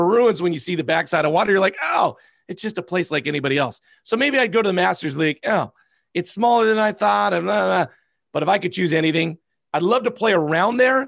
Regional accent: Southern California, United States; moved away; because I'm from Southern California

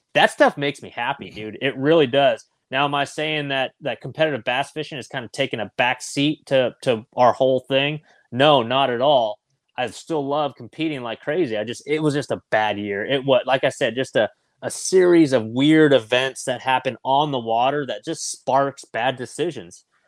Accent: California, United States; Growing up in California

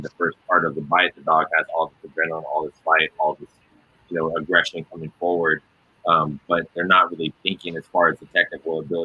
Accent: California, United States; I'm from California

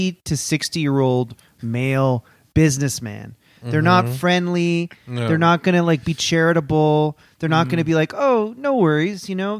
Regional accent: Canada; We're both Canadian

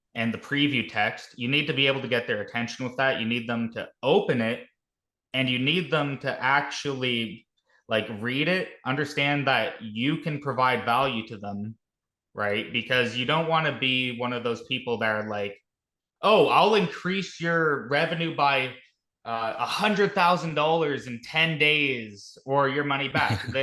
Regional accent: Canada; I'm a Canadian. I'm a Canuck.

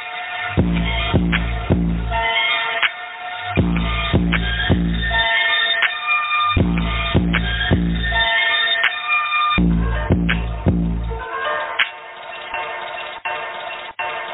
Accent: Detroit, Michigan, United States; I'm from Michigan. I'm from Detroit.

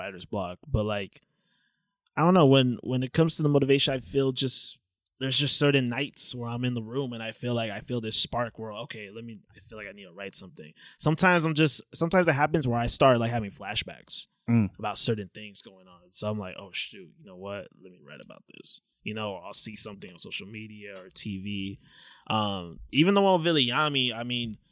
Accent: Anaheim, California, United States; we both grew up in Anaheim

